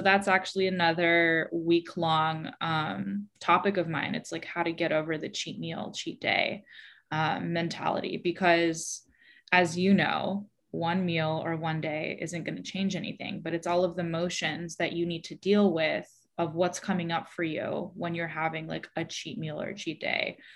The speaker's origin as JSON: {"language": "English", "town": "San Francisco", "region": "California", "country": "United States", "tie": "born or raised there", "also_born_or_lived": "New York", "moved": "as an adult", "said": "I was born and raised in San Francisco"}